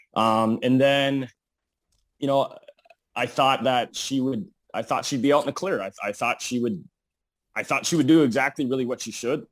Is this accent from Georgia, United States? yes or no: no; Eveleth, Minnesota, United States; now in Bismarck, United States; I am originally from a small town in, uh, northern Minnesota, Evlith